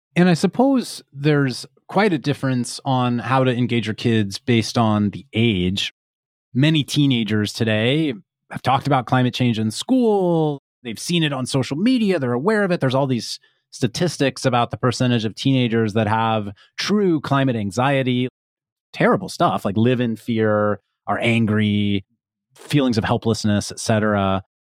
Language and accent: English; Kansas, United States; now in California, United States; I grew up in Kansas, and so have experienced a number of tornadoes, as particularly as a kid